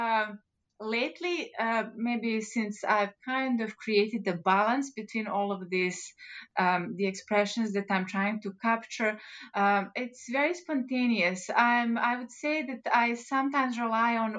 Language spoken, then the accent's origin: English; Montenegro; moved away; I was born in Montenegro